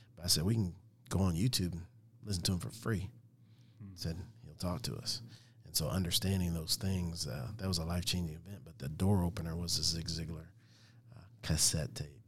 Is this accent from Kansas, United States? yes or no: yes; Olathe, Kansas, United States; I grew up in Olathe, Kansas, just a small town